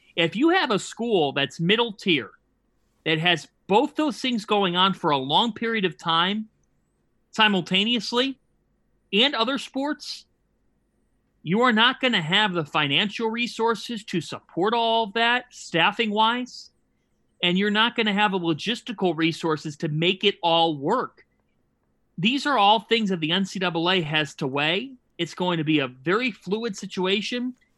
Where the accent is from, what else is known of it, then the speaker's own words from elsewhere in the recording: Cleveland, Ohio, United States; moved away; growing up in Cleveland